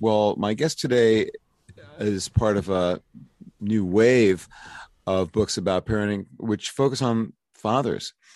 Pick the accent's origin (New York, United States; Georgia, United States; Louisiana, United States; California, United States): New York, United States; now in Philadelphia, United States; I'm from New York, but I live in Philly and I have been here for thirty-five years